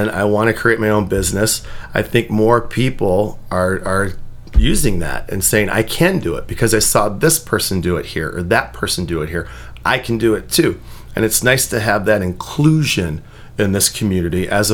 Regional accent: Chicago, Illinois, United States; now in Northwest Indiana, United States; I'm from Chicago

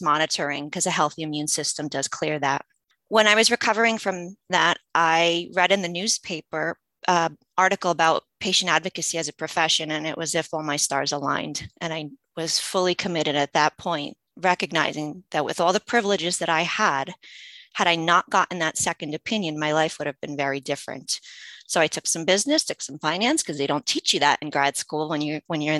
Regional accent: United States; English is a second language; I've been navigating U.S. healthcare since I was a kid. And just some background, I didn't speak English as a child

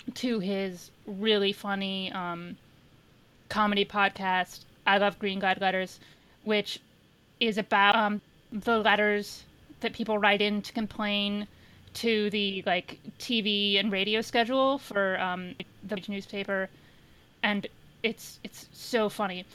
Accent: Indiana, United States; I'm from Indiana

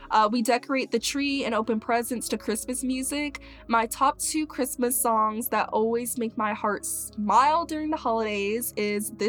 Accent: Mississippi, United States; born there; also born or lived in Maryland / Crestview, Florida / Texas / Tallahassee, Florida; now in Gainesville, United States; but I was born in Mississippi and then we moved to uh, Maryland and then we moved to Crestview, Florida. Then we moved to Texas and then we moved to Tallahassee, Florida.

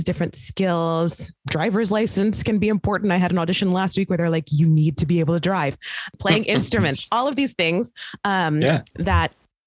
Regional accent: Midwest, United States; now in Brooklyn, United States; I'm from the Midwest

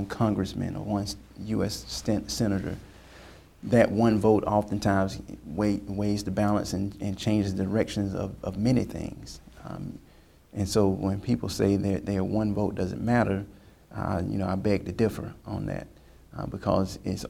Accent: Lakeland, Florida, United States; I am a resident of the city of Lakeland, Florida

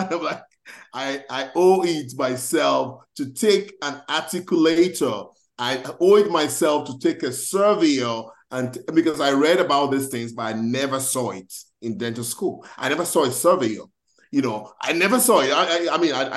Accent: Nigeria; moved away as an adult; now in United States; I know I'm Nigerian.

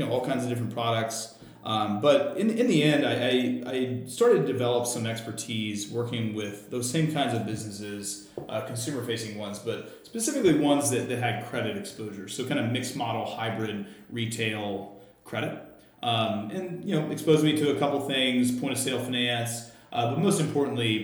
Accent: Arkansas, United States; moved away; also born or lived in Mississippi; I'm from the southern U.S. I was born in Mississippi, grew up in Arkansas

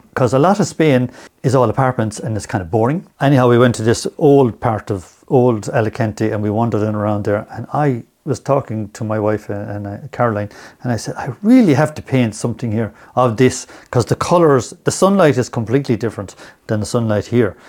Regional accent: Limerick, Munster, Ireland; moved away as an adult; now in Ennis, Ireland; I'm originally from Limerick

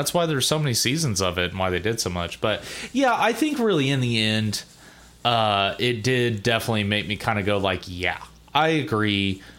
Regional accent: Ohio, United States; I grew up in Ohio. I was born and raised in Ohio.

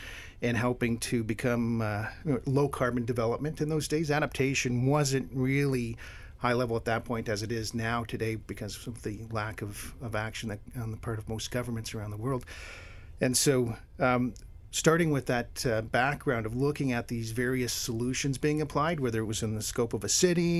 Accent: Hamilton, Ontario, Canada; also born or lived in Windsor, Ontario / Thunder Bay, Ontario; now in Ottawa, Canada; I was born in Hamilton, Ontario, which is halfway between Toronto and Niagara Falls

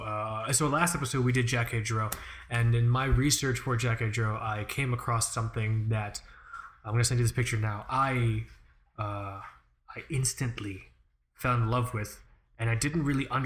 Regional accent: Fort Lauderdale, Florida, United States; I'm from Fort Lauderdale

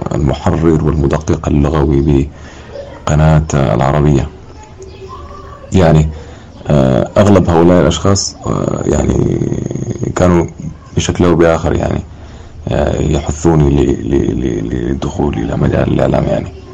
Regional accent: Wad Madani, Gezira, Sudan; أنا من مواليد منطقة مدني في العام 1994

